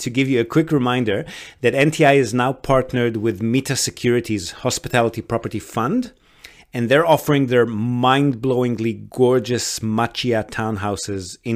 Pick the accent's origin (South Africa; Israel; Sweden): Israel; moved away as an adult; also born or lived in Australia; now in Japan; So I'm born and bred in Israel and moved to Australia